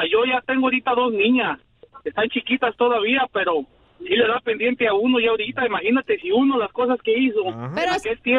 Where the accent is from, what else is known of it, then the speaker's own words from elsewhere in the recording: Poncitlán, Jalisco, Mexico; Yo soy de ahí de Poncitlán, ahí cerquita de, de, de Ocotlán, Jalisco